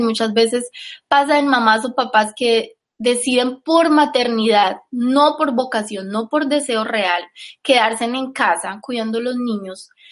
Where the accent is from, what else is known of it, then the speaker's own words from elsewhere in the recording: Colombia; Yo soy colombiana